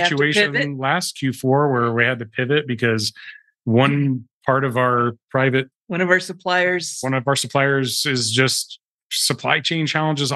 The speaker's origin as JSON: {"language": "English", "country": "United States"}